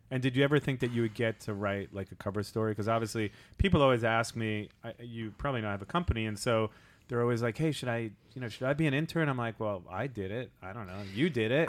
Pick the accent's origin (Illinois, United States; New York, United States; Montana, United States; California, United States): New York, United States; Long Island; we are both from Long Island